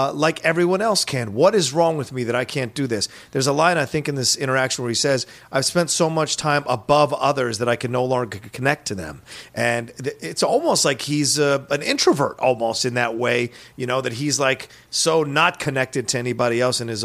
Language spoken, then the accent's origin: English; Virginia, United States; where I grew up in Virginia